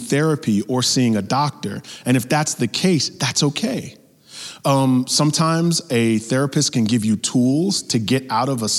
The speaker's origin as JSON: {"language": "English", "region": "New York", "country": "United States", "tie": "born or raised there", "said": "growing up in New York, all my family was in Mississippi"}